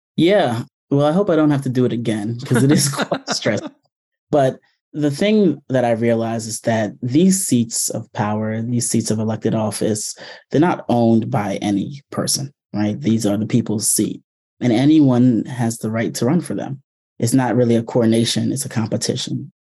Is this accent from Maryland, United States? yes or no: yes; Prince George's County, Maryland, United States; I grew up here in Prince George's County, Maryland